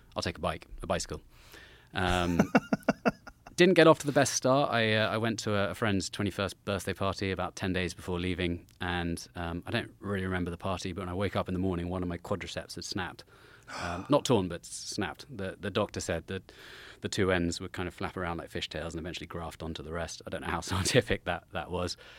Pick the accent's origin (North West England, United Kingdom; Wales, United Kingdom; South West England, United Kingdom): South West England, United Kingdom; Salisbury; just close to Salisbury in the southwest of England. Uh, I, about ten miles from Stonehenge, down there